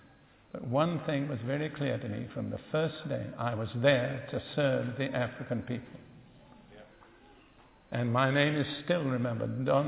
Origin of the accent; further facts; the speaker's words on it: United Kingdom; Remember, I'm as British as you are.